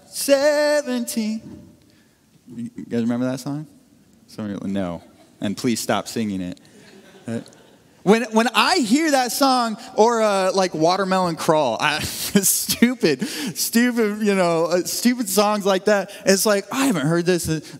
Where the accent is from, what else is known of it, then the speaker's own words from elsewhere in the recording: Northeast Missouri, United States; growing up in Northeast Missouri